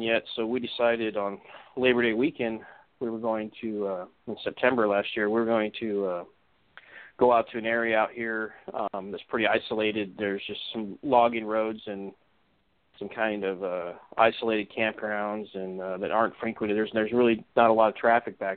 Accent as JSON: {"language": "English", "area": "Orange County", "region": "Southern California", "country": "United States", "tie": "born or raised there", "also_born_or_lived": "Northwest Washington", "moved": "as an adult", "lives_now": "Washington, United States", "said": "I grew up in Southern California, kind of in an upscale neighborhood in Orange County"}